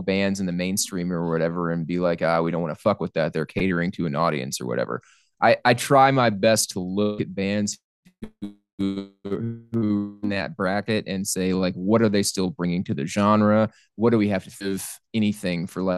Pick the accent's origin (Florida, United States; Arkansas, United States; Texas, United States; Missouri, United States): Arkansas, United States; South; also born or lived in Little Rock, Arkansas / South Carolina; now in Washington, D.C., United States; I'm from South Arkansas where there's fucking nothing. And moving to South Carolina and now Washington, D.C